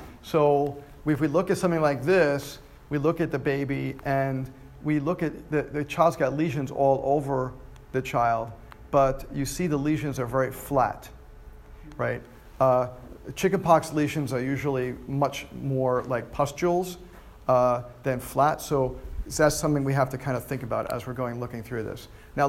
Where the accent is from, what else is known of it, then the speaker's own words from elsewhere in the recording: New York, United States; moved away; New York. I'm from New York. It's fifths disease. Yeah, I did. But I've been down here for almost 18 years, so I'm starting to lose that.